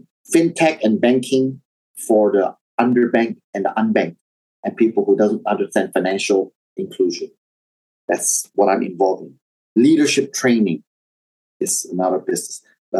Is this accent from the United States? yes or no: no; Indonesia; also born or lived in Taiwan; So I was born in Taiwan, and that was my origins. But at a very young age, when Indonesia stabilized, we moved over to Indonesia, and I grew up in Indonesia. So culturally, I identify myself as Indonesian Chinese